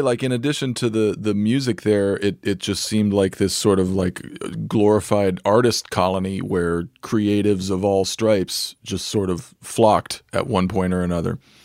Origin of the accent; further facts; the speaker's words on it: Santa Fe, New Mexico, United States; moved away; I grew up in Santa Fe, New Mexico